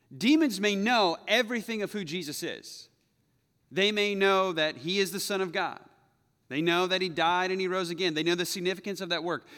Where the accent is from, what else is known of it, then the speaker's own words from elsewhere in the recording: United States; I'm American